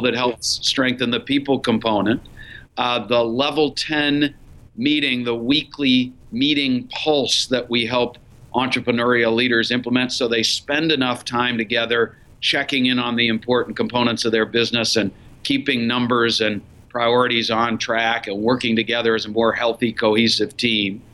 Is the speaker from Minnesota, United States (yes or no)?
yes; Minneapolis, Minnesota, United States; also born or lived in Columbus, Ohio; I was running a small business in Minneapolis, my hometown and I had moved to Minneapolis from Columbus, Ohio uh, for the opportunity